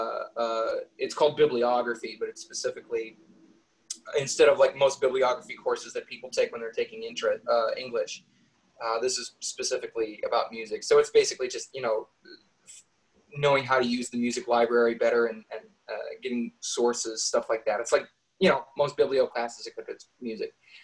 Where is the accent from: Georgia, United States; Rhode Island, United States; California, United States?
California, United States; San Juan Bautista; moved away as an adult; also born or lived in Monterey, California; now in Las Vegas, United States; I was born in Monterey and raised most of my life in San Juan Bautista, which is in the general vicinity. And I moved here to Las Vegas in 2017.